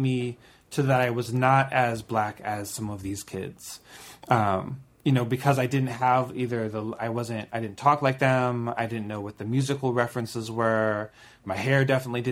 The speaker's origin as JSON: {"language": "English", "region": "Maryland", "country": "United States", "tie": "born or raised there", "said": "growing up in Maryland"}